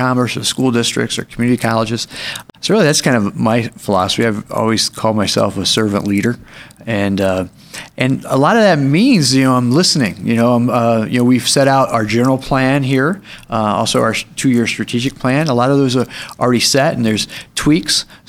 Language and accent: English; Fishers, Indiana, United States; moved away as an adult; now in Oro Valley, United States; I grew up in the Indianapolis area, a town called Fishers, Indiana